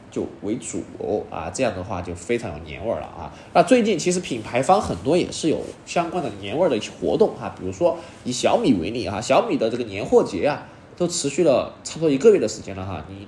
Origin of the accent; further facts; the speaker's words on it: China; 那众所周知的原因就是我们这个红色也是我们中国人最爱的颜色啊。